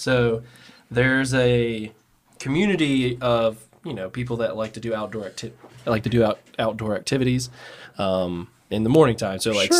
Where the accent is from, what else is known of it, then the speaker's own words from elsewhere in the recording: Birmingham, Alabama, United States; I've only ever lived in Birmingham.